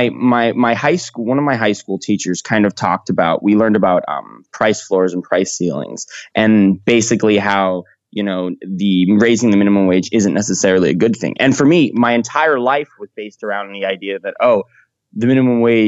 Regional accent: California, United States; I'm from California

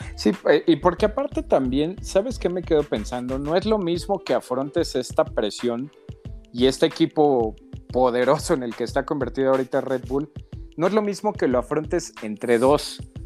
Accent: Mexico; Somos mexicanos

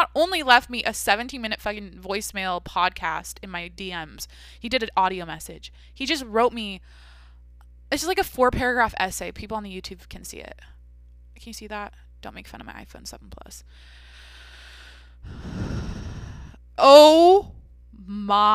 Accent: Washington, United States; where I grew up in Washington

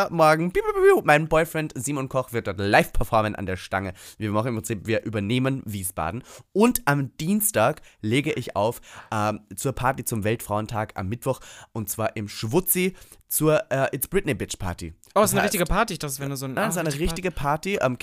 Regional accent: Austria; Weil ich glaube, halt ich bin Österreicher.

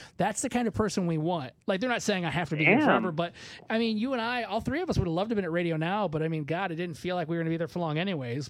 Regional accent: Michigan, United States; moved away as an adult; also born or lived in Evansville / Indianapolis; I'm from Michigan

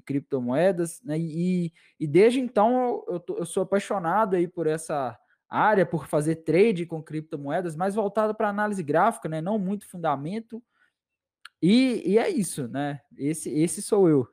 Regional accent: Minas Gerais, Brazil; Eu sou de Minas Gerais

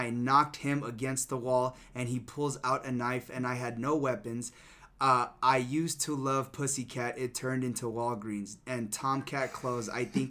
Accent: Rhode Island, United States; also born or lived in Los Angeles; Well, I'm from Rhode Island, but when I lived

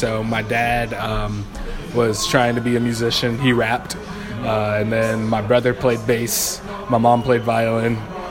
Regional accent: Seattle, Washington, United States; Oh, hello. … I come from Seattle, Washington.

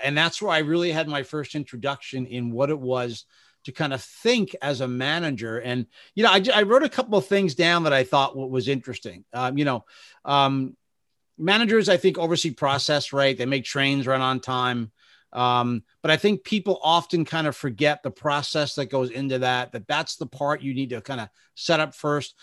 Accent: Bergen County, New Jersey, United States; I started off at my hometown newspaper in Bergen County, New Jersey

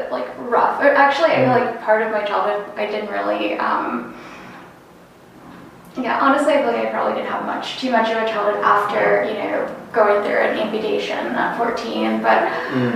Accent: Raleigh-Durham, Chapel Hill area, North Carolina, United States; moved away as an adult; also born or lived in Maryland; now in Washington, DC area, United States; I live here now in the DC area, and I'm originally from North Carolina

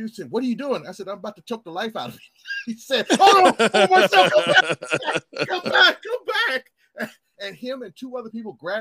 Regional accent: Portland, Oregon, United States; us Portland hillbillies

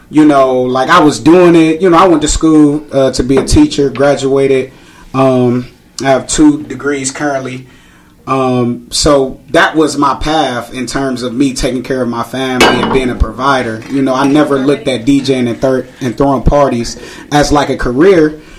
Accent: Cleveland, Ohio, United States; So I grew up on 141st in St. Clair my whole life

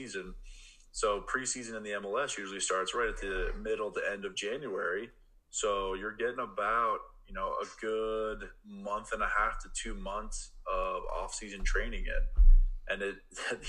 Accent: Pennsylvania, United States; now in Oregon, United States; I grew up in Pennsylvania

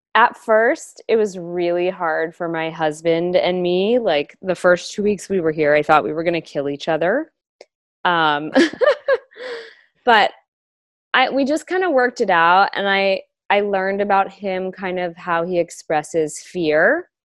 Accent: Los Angeles, California, United States; I was born and raised in Los Angeles

